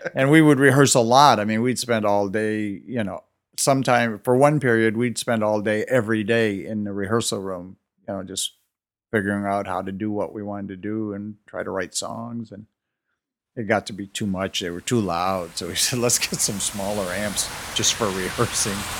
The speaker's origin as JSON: {"language": "English", "town": "Detroit", "region": "Michigan", "country": "United States", "tie": "born or raised there", "said": "growing up in Detroit in the late 50s and early 60s"}